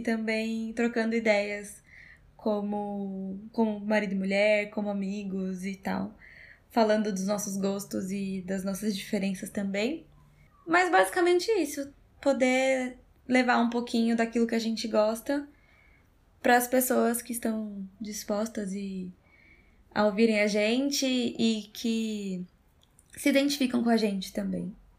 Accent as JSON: {"language": "Portuguese", "region": "São Paulo", "country": "Brazil"}